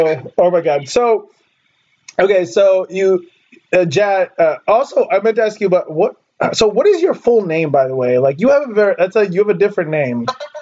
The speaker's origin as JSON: {"language": "English", "region": "California", "country": "United States", "said": "I'm from California. We have no accent, so it's like boring. We have non-regional diction."}